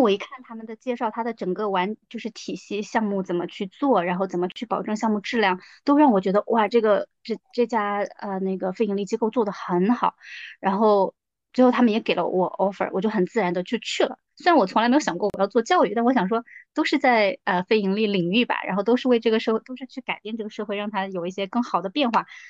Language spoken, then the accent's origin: Chinese; Chongqing, China; moved away as an adult; also born or lived in Beijing / New Zealand / Quanzhou; now in Shenzhen, China; 我其实从小是在重庆长大的